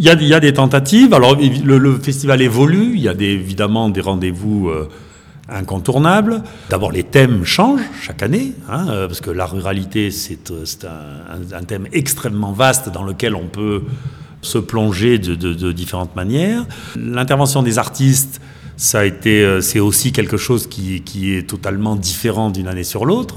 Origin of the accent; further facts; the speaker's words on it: the Midi, southern France, France; moved away as an adult; also born or lived in Brittany / Toulouse area; now in Saint-Martin-en-Haut, France; je suis né en Bretagne, j'ai été élevé dans le Midi